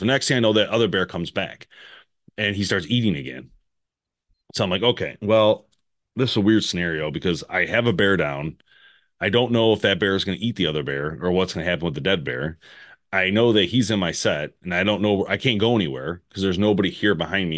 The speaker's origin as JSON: {"language": "English", "country": "United States", "said": "I'm American"}